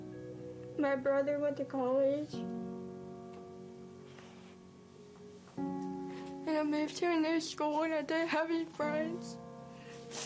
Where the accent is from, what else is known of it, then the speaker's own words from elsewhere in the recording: Prattville, Alabama, United States; also born or lived in China; I was born in China, and I was adopted when I was 10 months old. And then I moved to Alabama, and I've lived in Prattville all my life